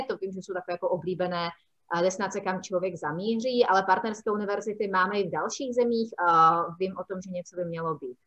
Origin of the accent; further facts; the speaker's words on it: Prague, Czechia; now in Olomouc, Czech Republic; já jsem původem z Prahy